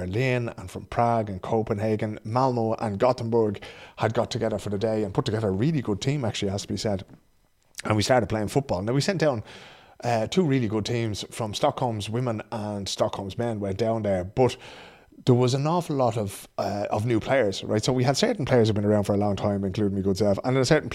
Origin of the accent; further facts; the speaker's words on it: Dublin, Leinster, Ireland; now in Sweden; I grew up on Belton Park Road there